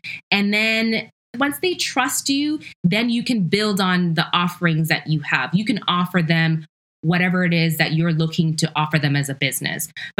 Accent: Ghana; born there; I'm Ashanti, I'm Ghanaian by heritage. I was born in Ghana.

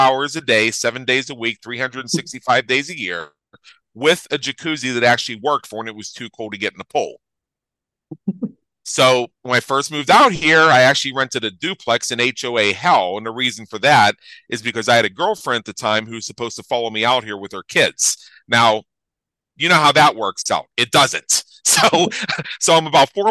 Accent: Southwestern Pennsylvania, United States; moved away as an adult; now in Las Vegas, United States; I'm originally from Southwestern Pennsylvania

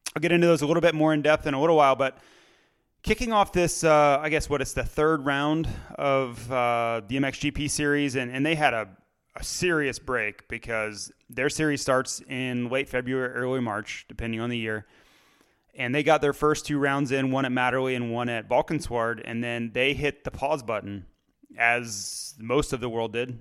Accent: United States; I'm an American.

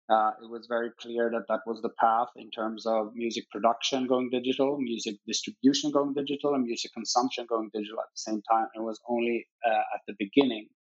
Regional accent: Stockholm, Stockholm County, Sweden; Obviously, it, uh, it's a it's a great city, and, and we're a small country, but uh, very fortunate in kind of being able to to to grow up here

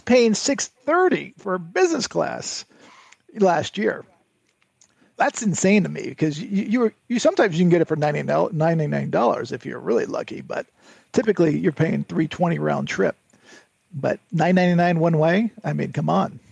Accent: Connecticut, United States; I grew up in Connecticut

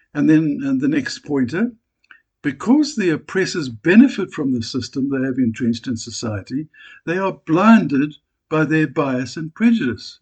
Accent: South Africa; I'm a South African

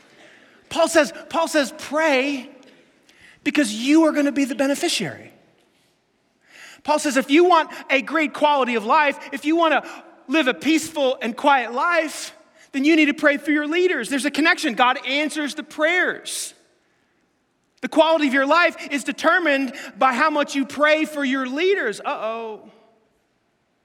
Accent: New York City, New York, United States; I grew up in Staten Island

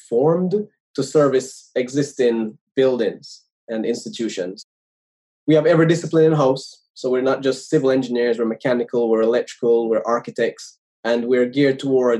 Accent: Jamaica; moved away as an adult; now in United States; I was born in Jamaica. I went to school there

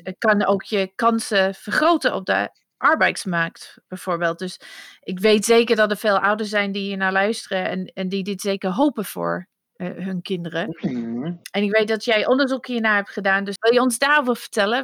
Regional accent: United Kingdom; Dutch is a second language; moved away as an adult; now in Netherlands; in het Verenigd Koninkrijk waar ik vandaan kom

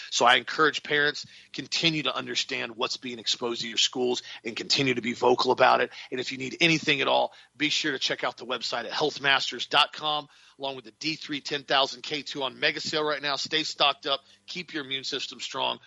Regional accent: United States; us as American Christians

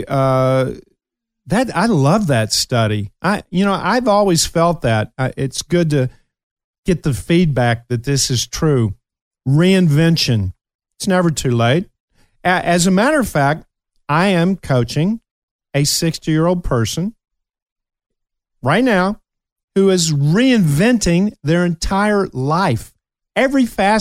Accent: Kentucky, United States; moved away; I'm still a hillbilly from Kentucky, and I'm very proud of it

